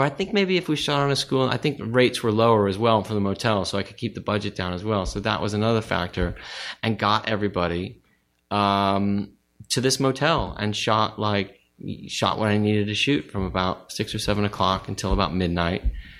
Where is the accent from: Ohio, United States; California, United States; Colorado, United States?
California, United States; Studio City; In Studio City.